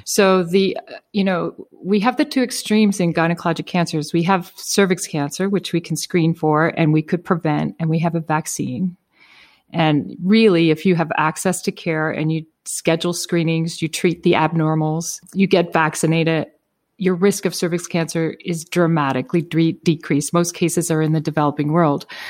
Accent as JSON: {"language": "English", "region": "Prince Edward Island", "country": "Canada", "tie": "born or raised there", "said": "I grew up in Prince Edward Island, Canada, uh, which is a pretty small rural area."}